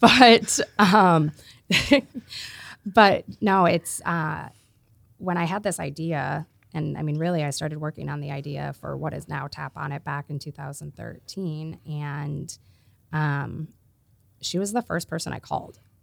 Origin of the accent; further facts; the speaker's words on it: Iowa, United States; I'm from Iowa